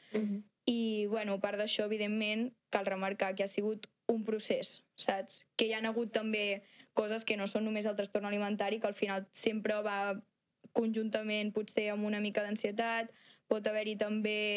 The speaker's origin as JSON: {"language": "Catalan", "town": "Santa Coloma", "region": "Catalonia", "country": "Spain", "said": "soc de Santa Coloma"}